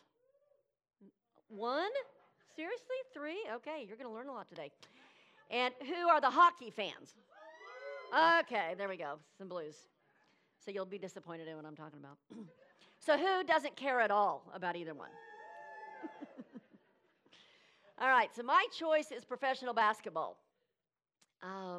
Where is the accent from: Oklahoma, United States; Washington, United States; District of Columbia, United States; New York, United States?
Oklahoma, United States; moved away as an adult; now in Brevard County, Florida, United States; I was born and bred in Oklahoma